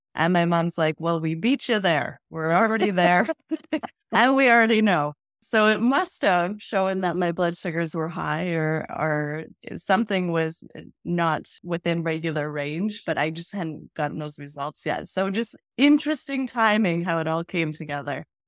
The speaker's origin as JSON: {"language": "English", "town": "Edmonton", "region": "Alberta", "country": "Canada", "said": "I am from Edmonton, Alberta, Canada"}